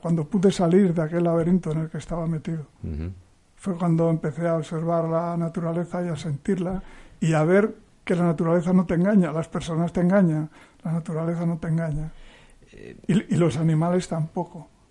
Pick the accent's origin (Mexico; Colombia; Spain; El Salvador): Spain; Cieza, Cantabria; yo nací en un pueblo del interior de Cantabria, como pone ahí, nací en Cieza, que es un pueblo eh, ganadero